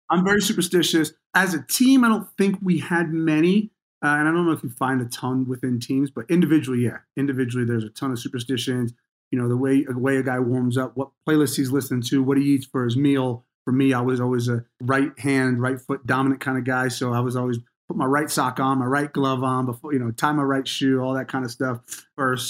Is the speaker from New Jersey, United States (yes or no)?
yes; New Jersey, United States; I grew up in New Jersey.